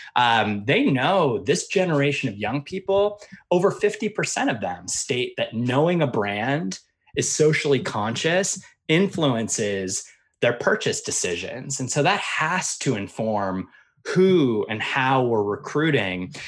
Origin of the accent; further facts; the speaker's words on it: Pennsylvania, United States; I grew up in Pennsylvania